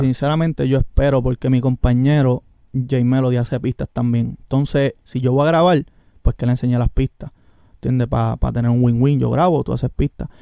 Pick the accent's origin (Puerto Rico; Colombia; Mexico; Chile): Puerto Rico; Orocovis; Yo soy de Orocovi